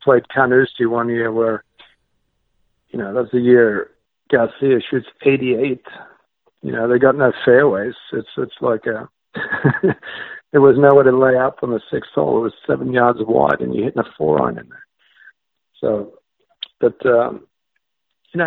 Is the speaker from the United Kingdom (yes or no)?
no; Australia; growing up in Australia